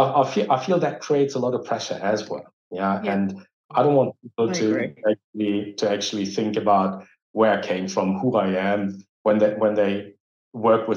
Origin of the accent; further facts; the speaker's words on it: Dortmund, North Rhine-Westphalia, Germany; English is a second language; I grew up here. I was born here. I was educated here.